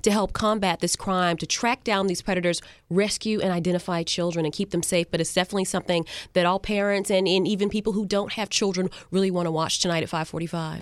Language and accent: English; Carolina, United States; now in Florida, United States; I grew up in Carolina